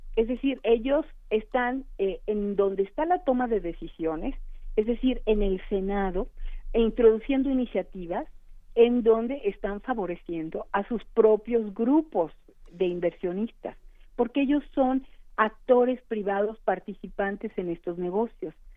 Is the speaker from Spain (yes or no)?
no; Mexico